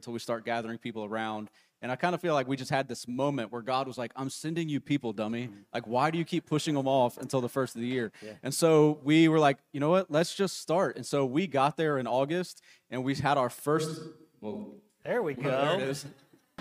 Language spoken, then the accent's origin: English; Cincinnati, Ohio, United States; moved away as an adult; also born or lived in South Carolina; We're originally from Cincinnati